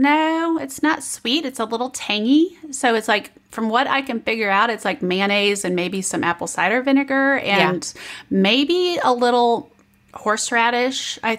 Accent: Kansas City, United States; moved away as an adult; I'm a barbecue girl. I'm from Kansas City.

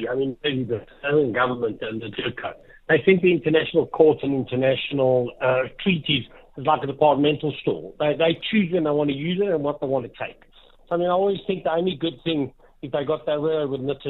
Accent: South Africa; we as South African people

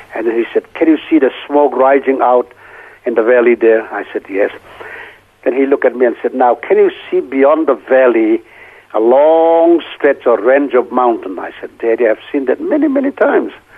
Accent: Senvon, Manipur, India; moved away

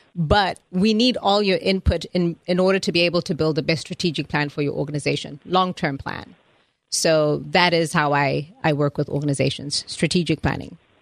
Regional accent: Zimbabwe; moved away as an adult; also born or lived in Atlanta, United States; now in United States; I was born in Zimbabwe, which is uh, the country that looks like a teapot on top of South Africa

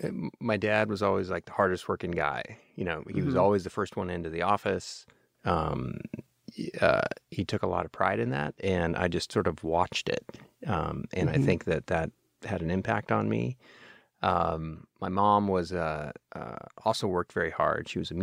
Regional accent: Houston, Texas, United States; I managed to spend my entire childhood in Houston and not come away with an accent

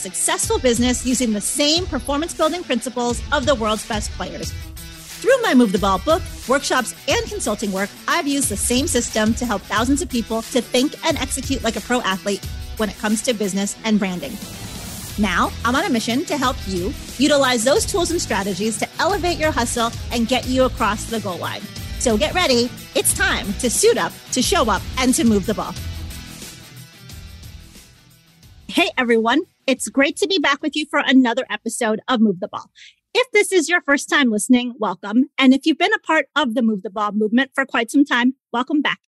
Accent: Chicago, Illinois, United States; where I grew up in Chicago

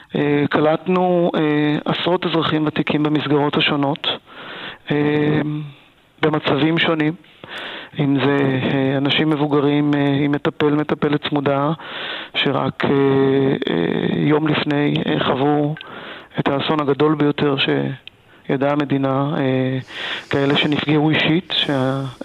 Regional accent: Talmei Eliyahu, Southern District, Israel; moved away; אני עצמי נולדתי ב, בעוטף עזה

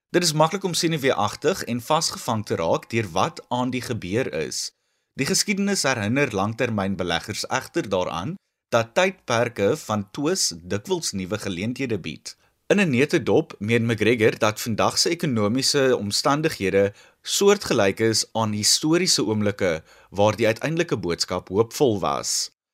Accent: South Africa

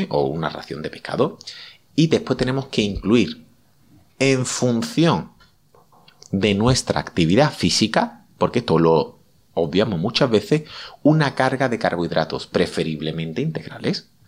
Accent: Seville, Andalusia, Spain; Yo que soy de Sevilla

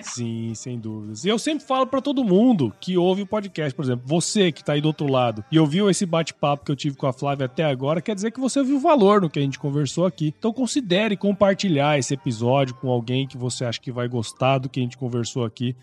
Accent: Mato Grosso, Brazil; eu sou de Mato Grosso

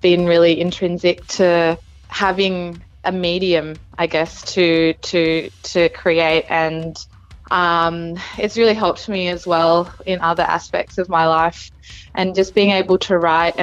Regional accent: Canberra, Australian Capital Territory, Australia; moved away as an adult; also born or lived in Indonesia; now in Melbourne, Australia; when I was growing up in Canberra, I was going to a lot of local hardcore shows

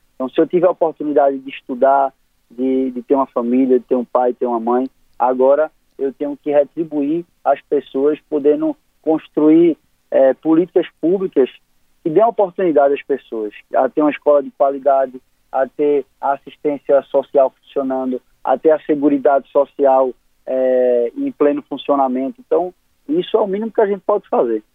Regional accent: Northeast Region, Brazil; Como bom nordestino

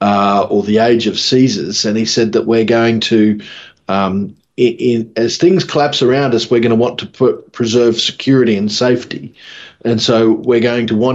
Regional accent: Mackay, Queensland, Australia; born or raised there

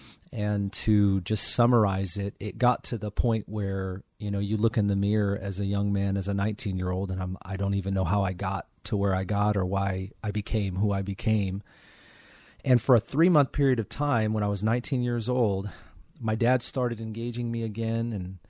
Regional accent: Kirkland, Washington, United States; now in Federal Way, United States; I grew up in Juanita, sort of Kirkland, Bothell area for the majority of my childhood, and then Bothell, downtown Bothell area, and really just around the north end of Seattle almost my whole life.

